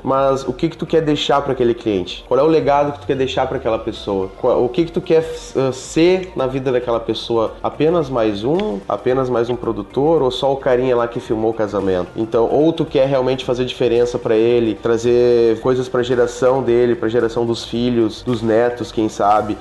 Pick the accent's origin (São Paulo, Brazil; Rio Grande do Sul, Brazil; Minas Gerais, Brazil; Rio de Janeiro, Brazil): Rio Grande do Sul, Brazil; Santa Maria; eu sou do Rio Grande do Sul, de uma cidade aqui chamada Santa Maria